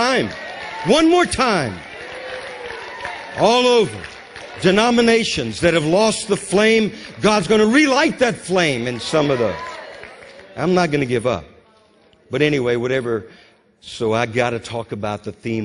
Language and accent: English; Louisiana, United States; I grew up in Louisiana